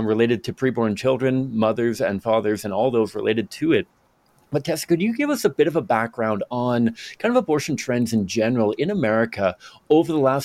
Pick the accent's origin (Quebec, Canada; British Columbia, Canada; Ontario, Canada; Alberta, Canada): British Columbia, Canada; Victoria; So I grew up in Victoria, British Columbia, which is just kind of northwest of Seattle, Washington kind of thing.